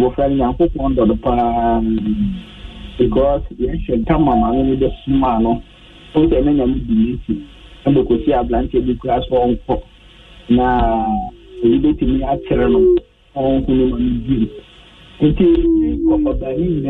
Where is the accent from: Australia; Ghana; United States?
Ghana; Dodowa, Greater Accra; I'm from Dodoa.